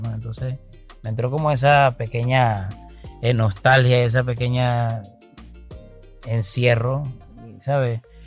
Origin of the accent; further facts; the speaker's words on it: Venezuela; me aboqué a la labor social en mi país, Venezuela